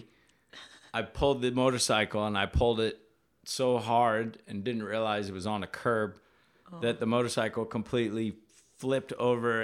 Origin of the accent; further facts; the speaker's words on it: Hawaii, United States; moved away; I'm from Hawaii originally. Grew up surfing, skating, taking photos, making art